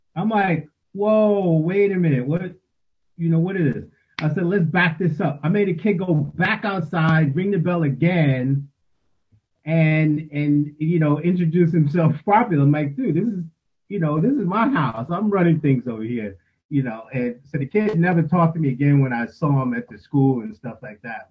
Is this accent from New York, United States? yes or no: yes; New York City, New York, United States; moved away as an adult; now in Charlotte, United States; originally from born and raised in New York City, Queens, New York City. Um, I've been in Charlotte now 25 years